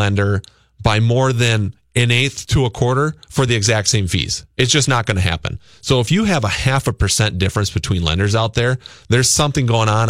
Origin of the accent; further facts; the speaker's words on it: Luverne, Minnesota, United States; moved away; my hometown of Laverne, Minnesota.